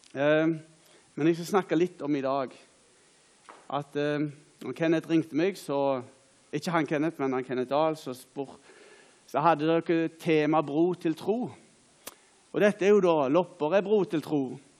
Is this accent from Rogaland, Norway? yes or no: yes; Åkrehamn, Rogaland, Norway; Jeg er da ifra Åkra